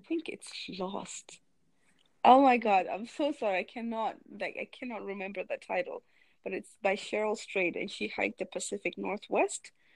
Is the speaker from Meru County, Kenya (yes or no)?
yes; Meru, Meru County, Kenya; I spent a lot of my childhood there.